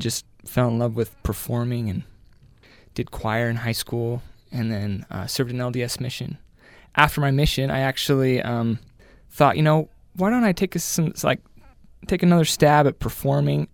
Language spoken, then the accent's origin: English; Murray, Utah, United States; I grew up in Murray, Utah